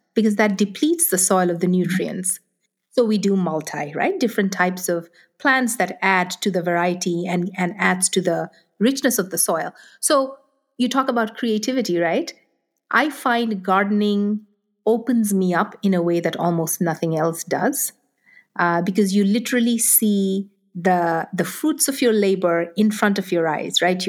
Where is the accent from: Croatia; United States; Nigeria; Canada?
Nigeria; moved away; I grew up in Nigeria. I grew up in Africa.